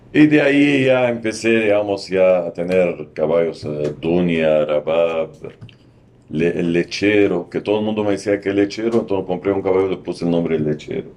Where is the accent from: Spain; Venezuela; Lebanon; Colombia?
Lebanon; Ehden, North Governorate; Spanish is a second language; moved away as an adult; now in Lima, Peru; yo soy del norte del Líbano